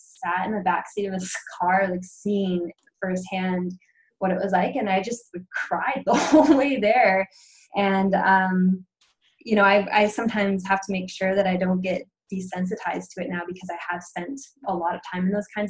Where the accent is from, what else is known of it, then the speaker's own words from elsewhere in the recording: Pacific Northwest, United States; I was growing up in the Pacific Northwest